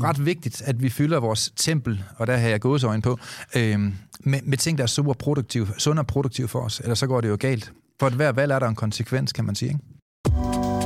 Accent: Denmark

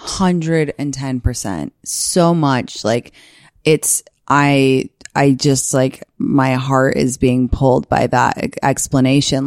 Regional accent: London, United Kingdom; moved away; I'm from London.

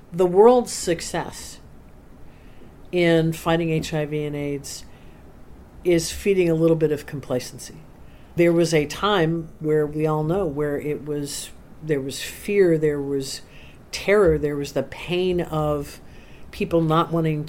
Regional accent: United States; as an American

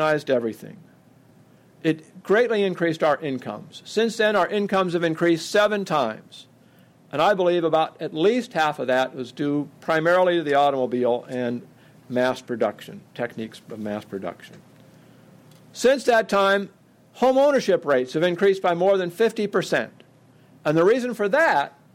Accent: Oregon, United States; I come from Oregon

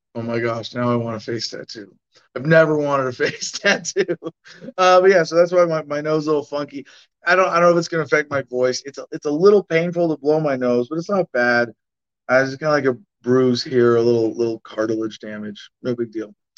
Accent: United States; I'm that American

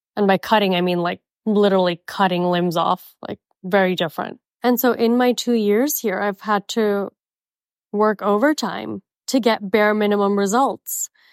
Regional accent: Miami, Florida, United States; also born or lived in Mumbai, India; now in Scottsdale, United States; I'm from Miami

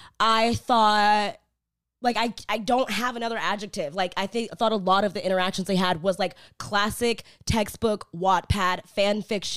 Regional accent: Memphis, Tennessee, United States; We're from Memphis, Tennessee.

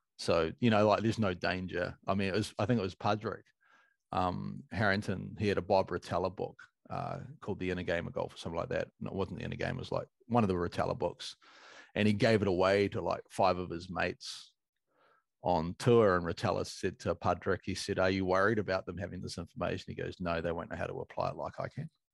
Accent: New Zealand; as a Kiwi

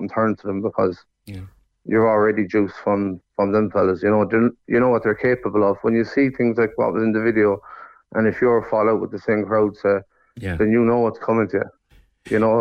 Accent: Sligo, Connacht, Ireland; moved away as an adult; now in Cork, Ireland; I'd say Sligo.

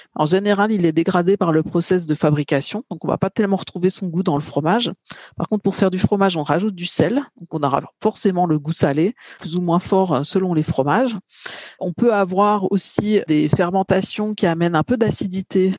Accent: Bourgogne-Franche-Comté, France; moi, je suis plutôt de Bourgogne-Franche-Comté

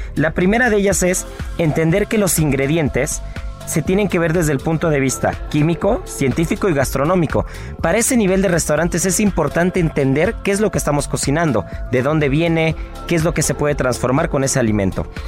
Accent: Mexico; como mexicanos

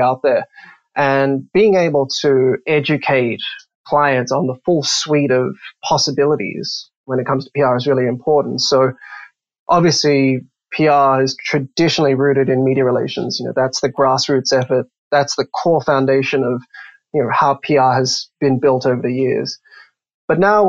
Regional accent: Australia; moved away as an adult; now in United States; you'll probably notice my accent's a bit funny. I'm Australian

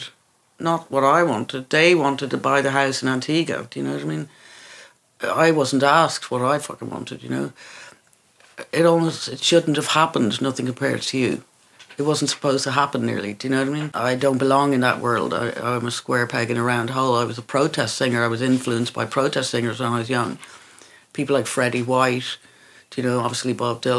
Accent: Ireland; moved away as an adult; also born or lived in England; I was Irish

